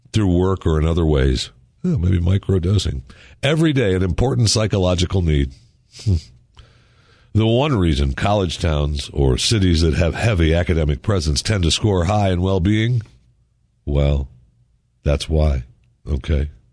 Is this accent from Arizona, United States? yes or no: no; Michigan, United States; I was born in Michigan.